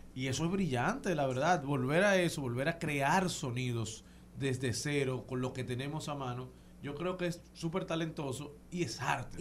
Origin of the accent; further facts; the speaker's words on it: Dominican Republic; como dominicanos